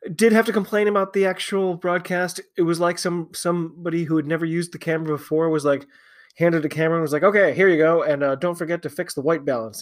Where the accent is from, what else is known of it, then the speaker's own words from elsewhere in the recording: United States; I am an American rugby fan